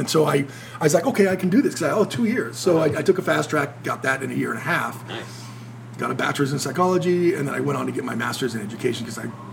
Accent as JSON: {"language": "English", "town": "Simi Valley", "region": "California", "country": "United States", "tie": "born or raised there", "moved": "yes"}